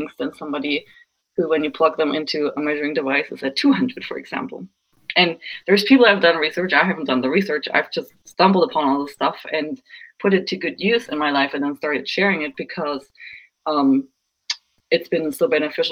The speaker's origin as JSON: {"language": "English", "country": "Germany", "tie": "born or raised there", "moved": "yes", "said": "I was raised Lutheran in Germany"}